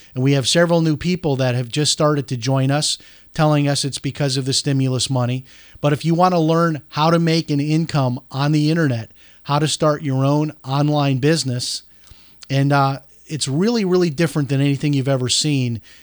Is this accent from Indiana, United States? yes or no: no; Chicago, Illinois, United States; moved away as an adult; I grew up in Chicago, uh, lived there until I was eighteen years old